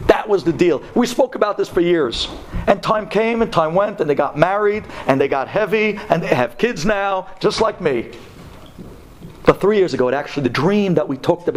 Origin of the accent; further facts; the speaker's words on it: New York City, New York, United States; We're from Brooklyn